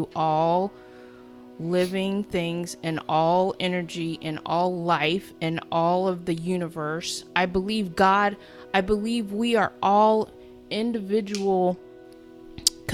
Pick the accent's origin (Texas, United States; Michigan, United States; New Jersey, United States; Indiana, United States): Texas, United States; Houston; I grew up in Houston, Texas